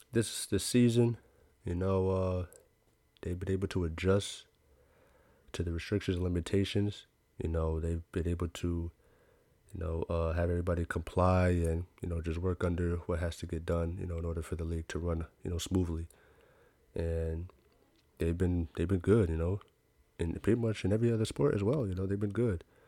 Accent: New York, United States; I'm from New York

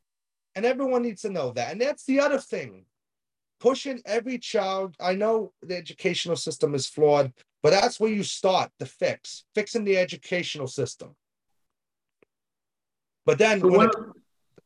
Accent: United States; as an American

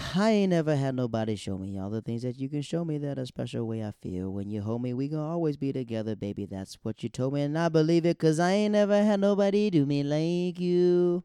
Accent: Florida, United States; moved away; also born or lived in North Carolina; I'm, I'm from Florida

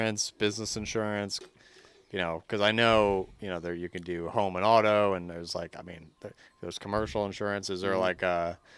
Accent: East Coast, United States; moved away as an adult; now in Hawaii, United States; we're both from the East Coast

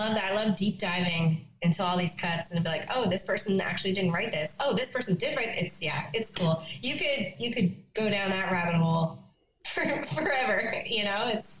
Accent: Yellowknife, Northwest Territories, Canada; born there; I was born in Yellowknife. I was born in Yellowknife and screeched in.

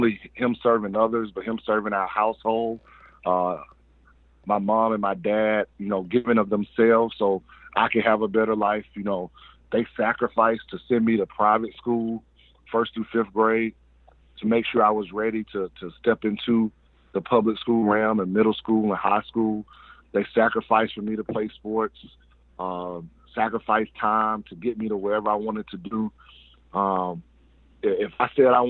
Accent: Atlanta, Georgia, United States; I'm born and raised Southwest Atlanta, Ben Hill to be exact

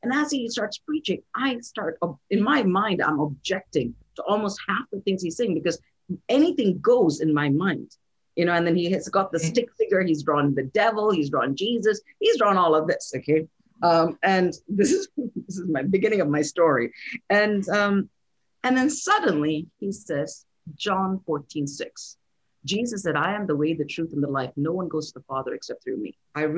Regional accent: India; born there; also born or lived in Saudi Arabia; I'm born in India. I'm from India, and technically, you know, India is a Hindu nation. I was raised in Saudi Arabia.

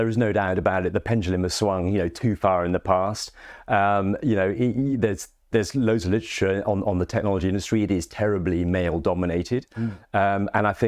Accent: Cambridge, East of England, United Kingdom; moved away as an adult; now in North East England, United Kingdom; I'm someone from Cambridge originally who's been living in the northeast for 17, 18 years.

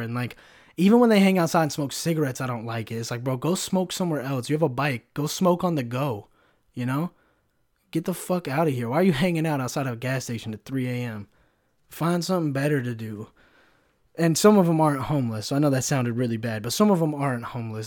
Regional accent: California, United States; I'm somewhat from California

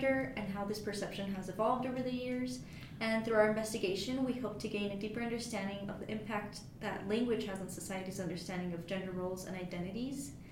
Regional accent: United States; first language Spanish; English is a second language; I was born here in the U.S.

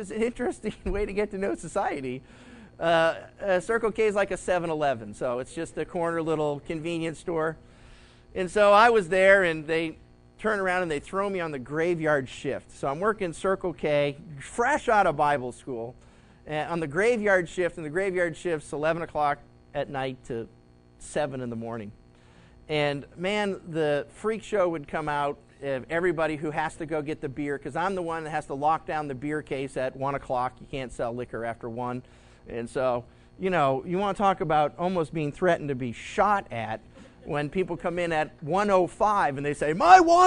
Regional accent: Massachusetts, United States; when I grew up in Massachusetts

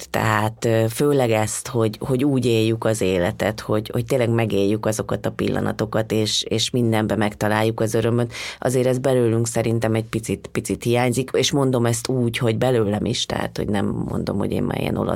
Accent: Hungary; és mondom ezt magamra, mert én, én is magyar vagyok

